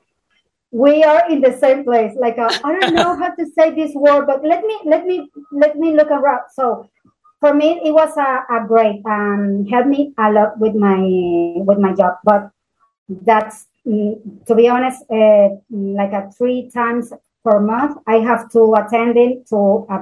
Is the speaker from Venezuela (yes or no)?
yes; Venezuela; English is a second language; moved away as an adult; now in Madrid, Spain; I'm from Venezuela. I'm living in Madrid since 2017.